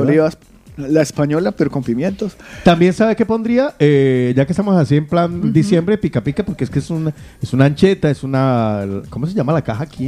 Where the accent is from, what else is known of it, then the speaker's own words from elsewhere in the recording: Colombia; now in Spain; los tres somos colombianos